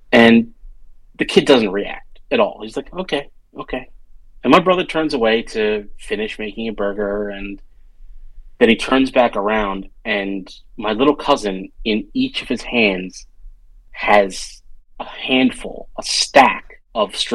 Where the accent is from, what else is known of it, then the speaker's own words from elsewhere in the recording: a suburb near Philadelphia, Pennsylvania, United States; I grew up in a suburb near Philadelphia, and I'm the first generation born in America